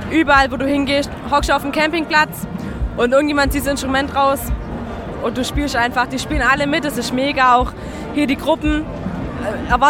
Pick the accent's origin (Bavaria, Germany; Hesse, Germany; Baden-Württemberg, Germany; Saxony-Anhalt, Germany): Baden-Württemberg, Germany; Horb; Aus Deutschland, ähm, Horb, Landkreis Freudenstadt.